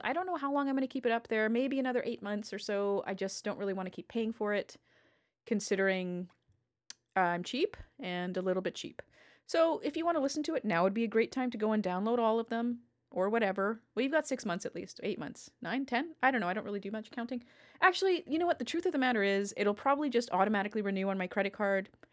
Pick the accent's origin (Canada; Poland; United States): Canada; I'm Canadian